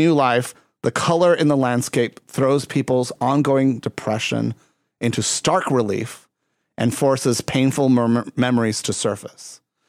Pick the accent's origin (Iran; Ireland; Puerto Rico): Puerto Rico; also born or lived in Texas; now in Chicago, United States; that's part of the reason I live in Chicago. I came from Puerto Rico to Texas, went from Texas to Chicago.